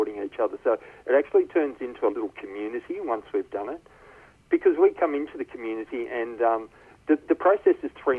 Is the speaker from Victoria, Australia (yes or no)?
yes; Melbourne, Victoria, Australia; moved away; I'm from Melbourne myself originally